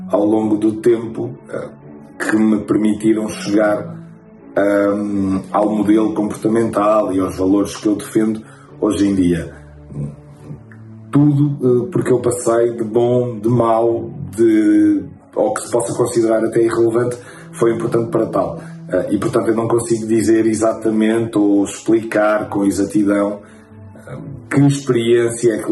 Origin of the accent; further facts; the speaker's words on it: Angola; now in Portugal; e eu que não, não nasci em Portugal, vim de Angola, é que Portugal são as pessoas.